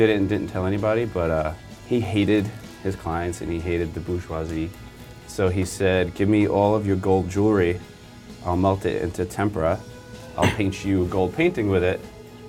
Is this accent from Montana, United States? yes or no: no; New York City, New York, United States; I was born in Queens.